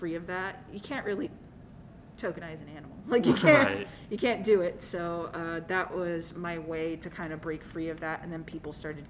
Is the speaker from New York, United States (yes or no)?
yes; New York City, New York, United States; I grew up in Coney Island